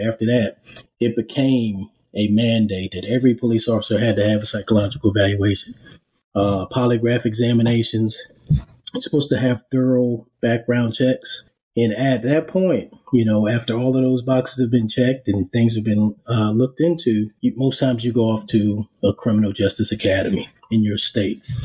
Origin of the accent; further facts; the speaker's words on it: Charleston, South Carolina, United States; I'm originally from Charleston. Um, I grew up there